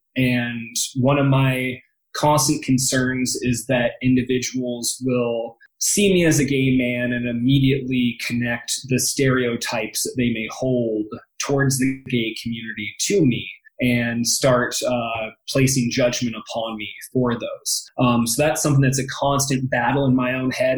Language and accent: English; Happy Valley, Oregon, United States; now in Denver, United States; I grew up outside of Portland, Oregon, in a town called Happy Valley